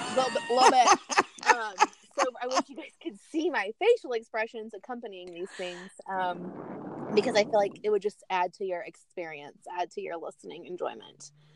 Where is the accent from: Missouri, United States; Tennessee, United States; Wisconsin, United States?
Tennessee, United States; Chattanooga; moved away as an adult; also born or lived in Knoxville, Tennessee; now in Orlando, United States; I grew up in Chattanooga